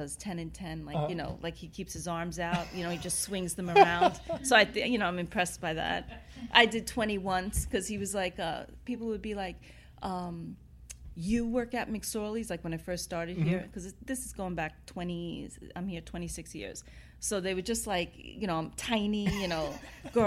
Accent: New York City, New York, United States; I grew up in Queens

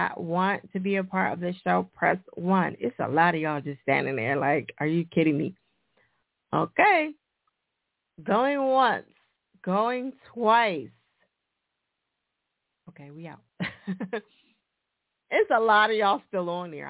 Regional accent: New Jersey, United States; now in Philadelphia, United States; Newark, New Jersey. Jersey, nigga, my home state

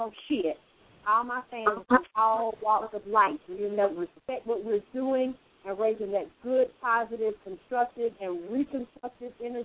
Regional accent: the South, United States; I'm from the South.

